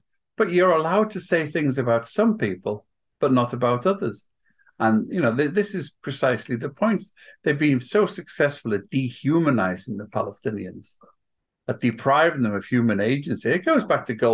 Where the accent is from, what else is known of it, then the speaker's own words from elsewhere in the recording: Welsh, Wales, United Kingdom; now in New York, United States; I'm Welsh